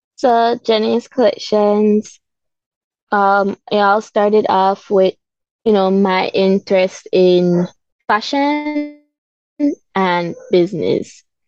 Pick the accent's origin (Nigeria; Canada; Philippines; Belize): Belize; Belize City, Belize District; I grew up in Belize City